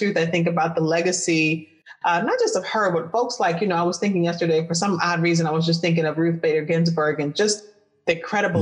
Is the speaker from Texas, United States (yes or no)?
no; Detroit, Michigan, United States; I grew up in Detroit